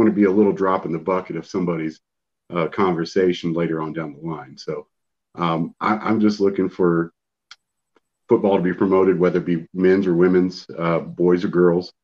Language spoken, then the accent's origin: English; Central Texas, United States; I grew up in Central Texas and played football